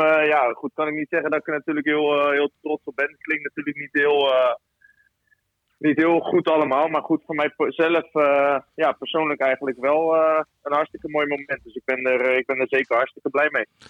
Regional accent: Rotterdam, South Holland, Netherlands; moved away as an adult; also born or lived in Ouderkerk aan den IJssel / Leeuwarden; ik kom natuurlijk zelf uit Rotterdam

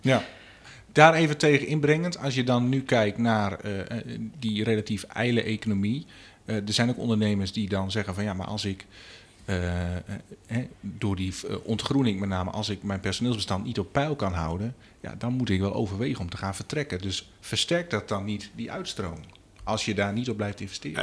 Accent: Musselkanaal, Groningen, Netherlands; Ik ben geboren in Musselkanaal

